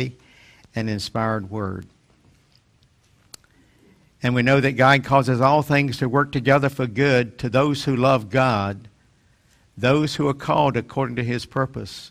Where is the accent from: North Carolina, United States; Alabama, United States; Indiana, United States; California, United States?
North Carolina, United States; my hometown in North Carolina